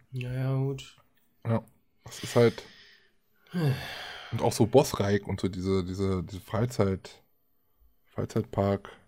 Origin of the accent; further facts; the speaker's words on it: Germany; wir als Deutsche kommen ja erst sowieso erstmal gar nicht dahin.